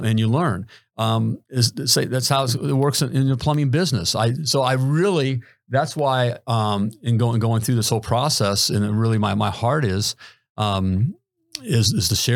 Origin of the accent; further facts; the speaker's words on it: Dayton, Ohio, United States; now in Southwest Florida, United States; I still kind of think of myself as from Dayton, Ohio.